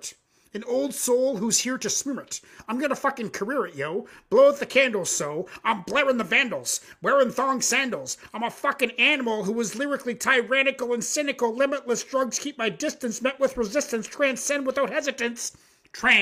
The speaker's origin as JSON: {"language": "English", "town": "Elmira", "region": "Ontario", "country": "Canada", "tie": "born or raised there", "also_born_or_lived": "Nova Scotia", "moved": "yes", "said": "I was born in Nova Scotia, but I 7 to 17, I was in a town called Elmira, Ontario"}